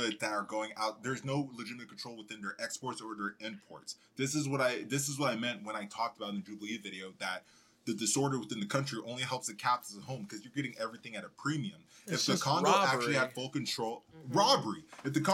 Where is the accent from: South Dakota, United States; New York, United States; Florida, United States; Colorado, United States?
Colorado, United States; also born or lived in Dallas, Texas; I was born in Dallas, Texas, and I grew up in Colorado